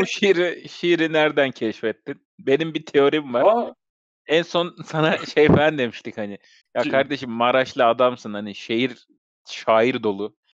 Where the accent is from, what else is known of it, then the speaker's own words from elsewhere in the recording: Istanbul, Turkey; doğduğum yer Sultanbeyli, o da Sultanbeyli'den gittik.